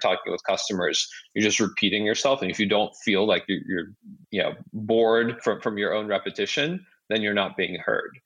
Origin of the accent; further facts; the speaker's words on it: Seattle, Washington, United States; moved away as an adult; also born or lived in Kyiv, Ukraine / New York / San Francisco Bay Area; I grew up in the Seattle area